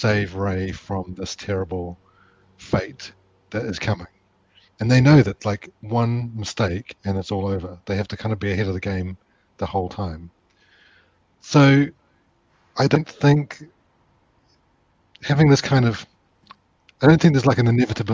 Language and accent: English; New Zealand; I'm from New Zealand and my dad worked in advertising